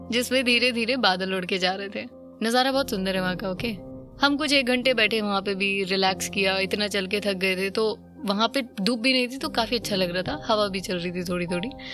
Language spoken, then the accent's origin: Hindi; North India, India; मैं north India से हूँ